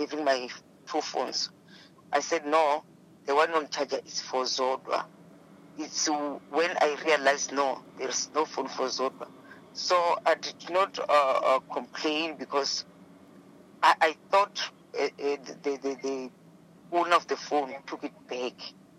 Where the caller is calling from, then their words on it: Johannesburg, Gauteng, South Africa; I'm from Johannesburg, Deep Slot.